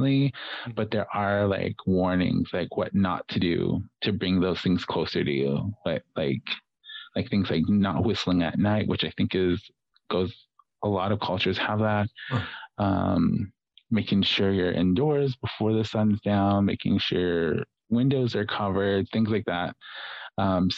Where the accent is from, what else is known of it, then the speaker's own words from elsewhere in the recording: Navajo Nation, United States; being Native American or being Navajo specifically